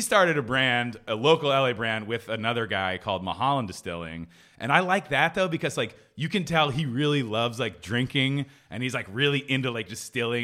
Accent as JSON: {"language": "English", "town": "Philadelphia", "region": "Pennsylvania", "country": "United States", "tie": "born or raised there", "moved": "yes", "said": "I grew up in Philly going to Surly sandwich shops"}